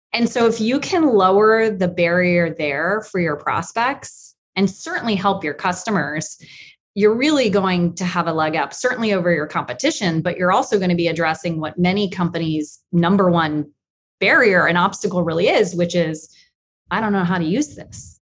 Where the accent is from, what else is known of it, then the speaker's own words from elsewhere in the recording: Atlanta, Georgia, United States; moved away; I'm from Atlanta, and they were both from Georgia